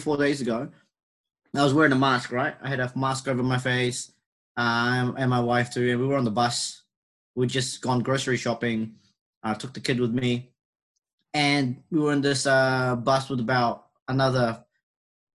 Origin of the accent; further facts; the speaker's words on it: New Zealand; accent: Kiwi; I sound like a Kiwi because I've got an accent